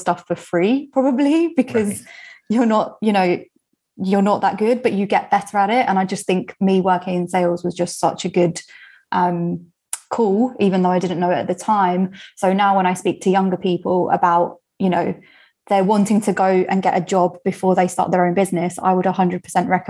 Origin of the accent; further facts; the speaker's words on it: United Kingdom; I'm British